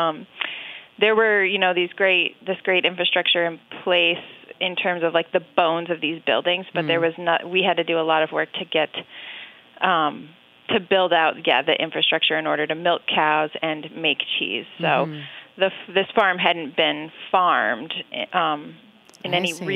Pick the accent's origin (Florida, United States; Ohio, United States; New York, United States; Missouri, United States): New York, United States; central New York State, United States; I grew up in New York State in the central part of the state on a dairy farm.